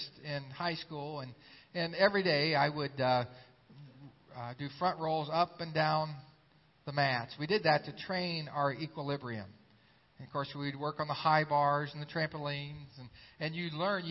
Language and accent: English; Xenia, Ohio, United States; my hometown of Xenia, Ohio.